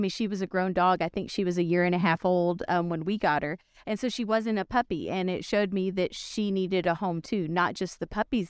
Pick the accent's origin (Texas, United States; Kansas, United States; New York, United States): Texas, United States; South; I'm from South Texas